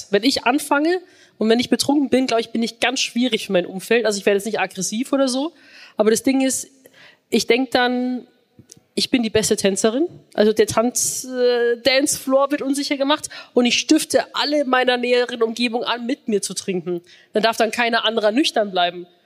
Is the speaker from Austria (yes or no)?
no; Rosenheim, Bavaria, Germany; born or raised there; now in Berlin, Germany